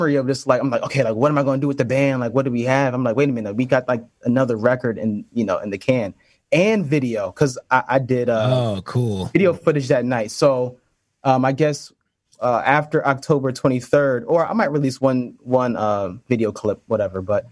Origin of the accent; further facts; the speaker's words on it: Connecticut, United States; also born or lived in New York City; I'm from Connecticut, and we kind of lived, not too far from each other